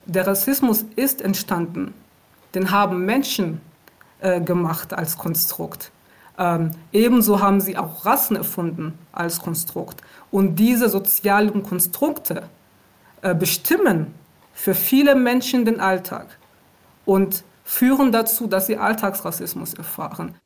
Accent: Aachen, North Rhine-Westphalia, Germany; moved away as an adult; also born or lived in Rwanda; now in Berlin, Germany; Ich bin in Ruanda geboren und ich äh, bin mit meiner Familie im Jahr 1994 nach Deutschland gekommen aufgrund des äh, Völkermordes in Ruanda. Und ich bin in Aachen aufgewachsen

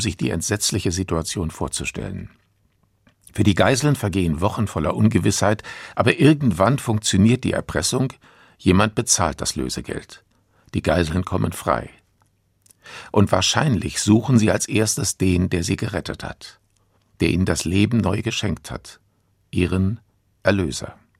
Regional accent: Germany; bei uns in Deutschland

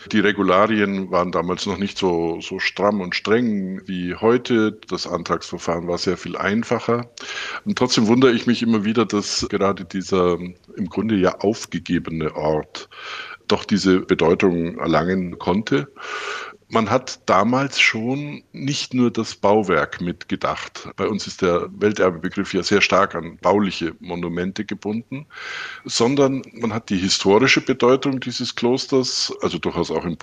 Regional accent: Neuburg an der Donau, Bavaria, Germany; Ich bin in Neuburg an der Donau im Oberbayern aufgewachsen, habe so die, die, die, übliche Laufbahn eines ja, sehr bildungsaffinen Elternhauses durchlaufen.

